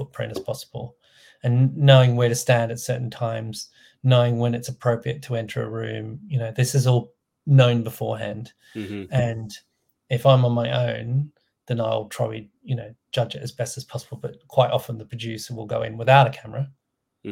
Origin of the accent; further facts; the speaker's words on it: Australia; moved away; I'm from Australia